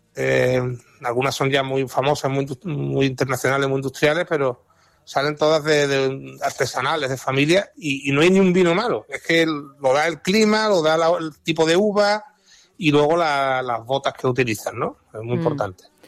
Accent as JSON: {"language": "Spanish", "town": "Jerez de la Frontera", "region": "Andalusia", "country": "Spain", "tie": "born or raised there", "said": "mi tierra, Jerez"}